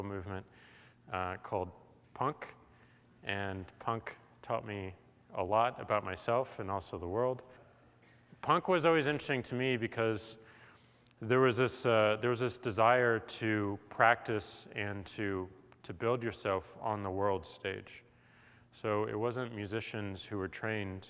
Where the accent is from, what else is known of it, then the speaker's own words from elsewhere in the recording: St. Louis, Missouri, United States; moved away; I come from St. Louis, Missouri